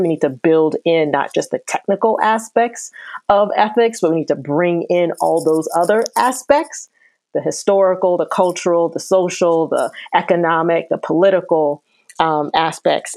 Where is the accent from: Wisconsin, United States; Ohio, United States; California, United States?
Ohio, United States; Akron; I'm from Akron, Ohio